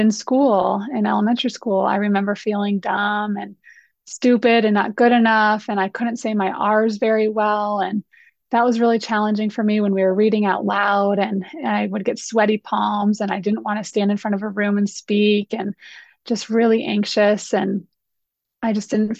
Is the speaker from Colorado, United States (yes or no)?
yes; Colorado, United States; I grew up here in Colorado